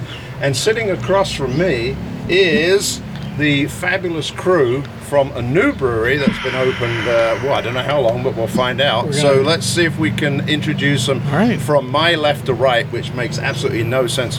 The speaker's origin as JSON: {"language": "English", "country": "United Kingdom", "said": "I am the Brit"}